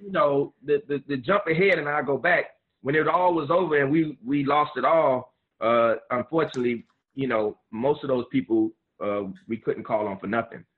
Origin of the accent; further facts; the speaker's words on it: Miami, Florida, United States; I'm a Miami boy, born and raised in Miami